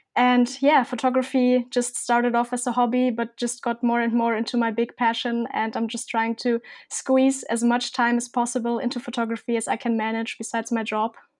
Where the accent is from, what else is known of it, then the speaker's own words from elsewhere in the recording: Germany; I'm from Germany